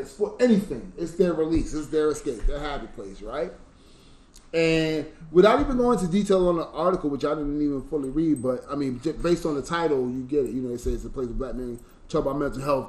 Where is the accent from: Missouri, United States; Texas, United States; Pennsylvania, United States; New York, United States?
New York, United States; I was from New York